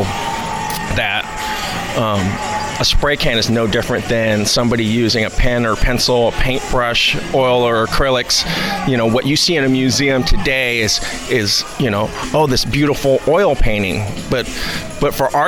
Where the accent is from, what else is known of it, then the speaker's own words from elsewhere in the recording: San Leandro, California, United States; I grew up in San Leandro, and then where I still reside